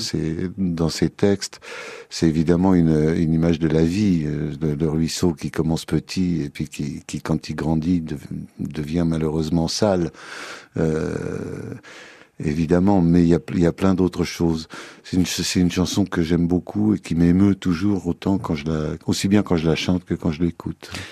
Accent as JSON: {"language": "French", "town": "Paris", "region": "Île-de-France", "country": "France", "tie": "born or raised there", "also_born_or_lived": "Loir-et-Cher", "said": "Non, moi je suis parisien de chez parisien. Je prends mon passeport quand je passe le périphérique et, c'est épouvantable. Je suis né à Paris, j'y ai vécu mon enfance."}